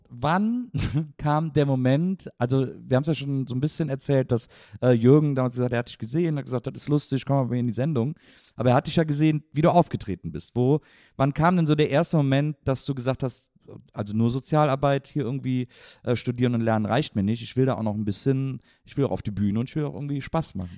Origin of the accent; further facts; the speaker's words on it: Wesseling, North Rhine-Westphalia, Germany; ich bin der Wesselinge